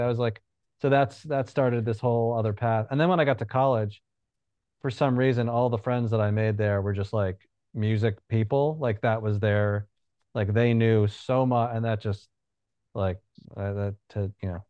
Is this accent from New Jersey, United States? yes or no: yes; New Jersey, United States; I'm from New Jersey, emo was like huge.